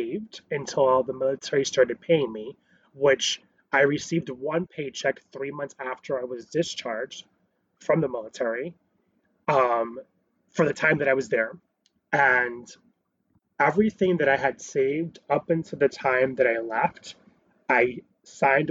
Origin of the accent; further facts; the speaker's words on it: New York City, New York, United States; I was born in Queens